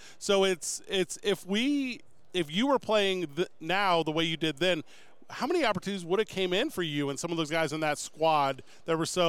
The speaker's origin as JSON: {"language": "English", "town": "St. Louis", "region": "Missouri", "country": "United States", "moved": "yes", "lives_now": "Albuquerque, United States", "said": "I'm from St. Louis, Missouri."}